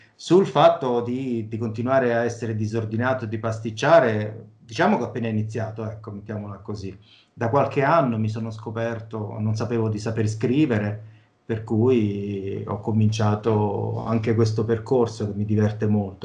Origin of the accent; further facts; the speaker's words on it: Velletri, Lazio, Italy; io sono di Velletri, si chiama il mio paesino